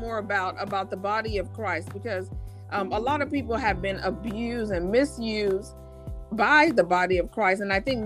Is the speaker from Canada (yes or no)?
no; Nigeria; growing up in Nigeria